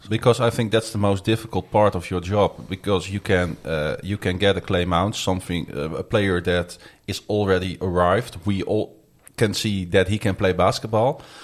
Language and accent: English; Netherlands; we're from the Netherlands